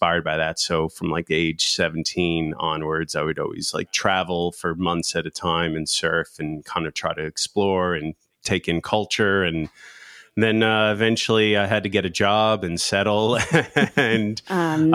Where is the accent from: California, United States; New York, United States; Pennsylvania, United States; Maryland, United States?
New York, United States; Long Island; I grew up doing surfing and grew up in Long Island